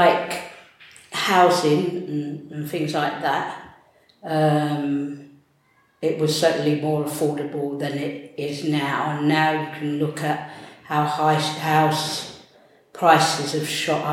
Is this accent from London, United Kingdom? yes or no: yes; London, United Kingdom; also born or lived in Greenwich / Peckham / Lewisham / New Cross; London. Yeah, London is my hometown, and I've lived in the Lewisham Borough since I was 11 years old.